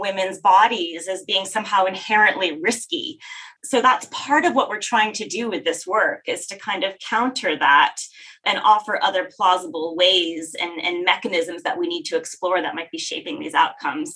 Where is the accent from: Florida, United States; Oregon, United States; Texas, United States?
Texas, United States; I grew up in Texas.